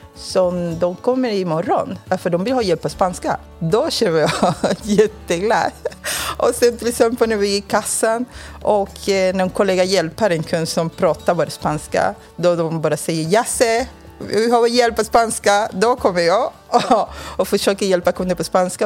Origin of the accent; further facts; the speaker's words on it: Cuba; Swedish is a second language; moved away as an adult; now in Sweden; Jag kommer från Kuba